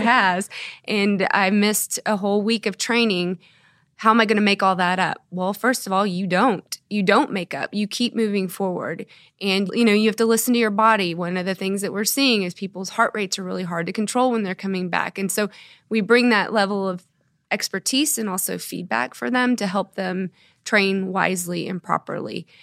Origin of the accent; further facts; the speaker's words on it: Dallas, Texas, United States; moved away as an adult; also born or lived in Houston, Texas; now in Norman, United States; I grew up in Texas, in the Dallas area